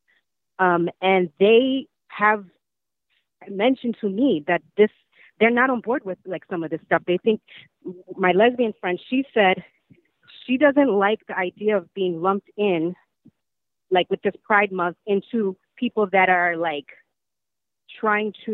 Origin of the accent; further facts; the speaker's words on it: New York, United States; I'm born and raised in New York